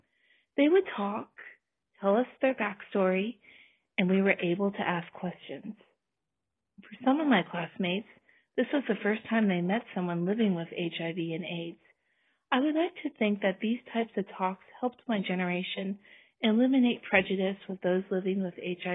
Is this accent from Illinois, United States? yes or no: no; San Francisco, California, United States; I was born and raised in San Francisco